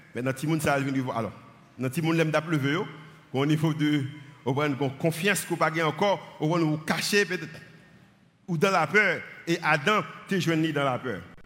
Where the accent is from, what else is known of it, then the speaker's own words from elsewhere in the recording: Haiti; je suis haïtien